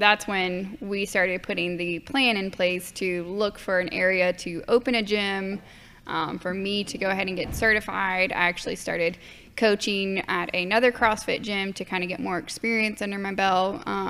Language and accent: English; Franklinton, North Carolina, United States; We're from Franklinton